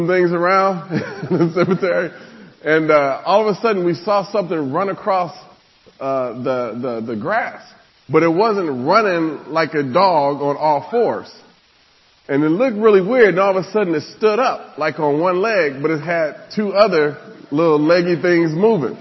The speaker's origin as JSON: {"language": "English", "region": "Nebraska", "country": "United States", "tie": "born or raised there", "said": "I grew up in Nebraska"}